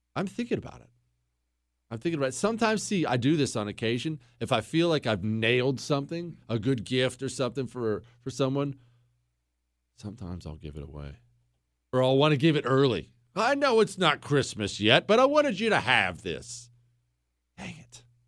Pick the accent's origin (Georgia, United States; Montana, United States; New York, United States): Montana, United States; also born or lived in Ohio; we moved from Ohio to Montana when I was ten